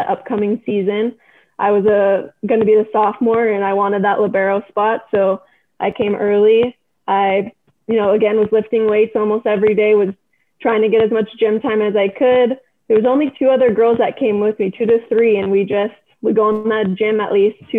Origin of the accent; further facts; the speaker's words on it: Redondo Beach, California, United States; I was born and raised in Redondo Beach, California